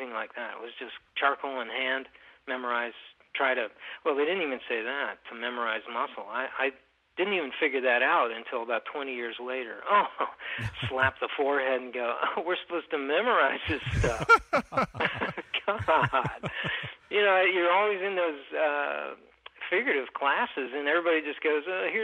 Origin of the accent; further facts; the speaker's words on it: Kentucky, United States; moved away as an adult; also born or lived in Minneapolis, Minnesota / Waterloo, Iowa; I grew up in Kentucky